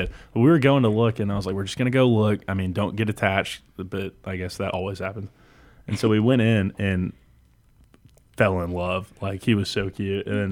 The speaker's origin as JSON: {"language": "English", "town": "Houston", "region": "Texas", "country": "United States", "moved": "as an adult", "lives_now": "Lincoln, Nebraska, United States", "said": "I'm from Houston"}